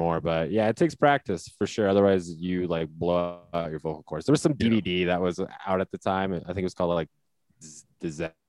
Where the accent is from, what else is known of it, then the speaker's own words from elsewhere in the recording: Iowa, United States; moved away; I grew up in Iowa